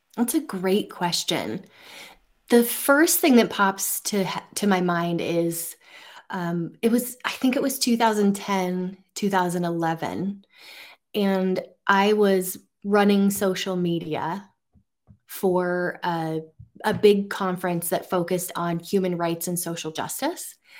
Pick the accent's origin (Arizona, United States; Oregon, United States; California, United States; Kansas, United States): Oregon, United States; central; grew up in central Oregon